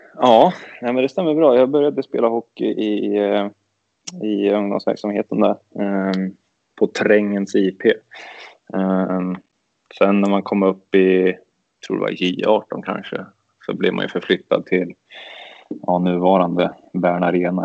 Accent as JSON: {"language": "Swedish", "town": "Örebro", "region": "Örebro County", "country": "Sweden", "tie": "born or raised there", "said": "när man växte upp att det var mycket ÖSK"}